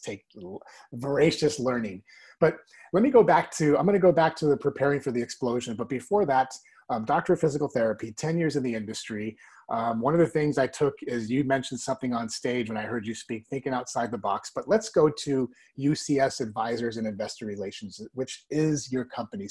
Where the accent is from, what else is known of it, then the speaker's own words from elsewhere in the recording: Texas, United States; being a Texan